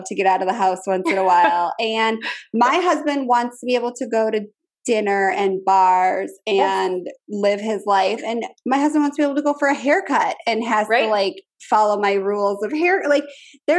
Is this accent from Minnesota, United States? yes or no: yes; Minnesota, United States; now in Richmond, United States; I'm from Minnesota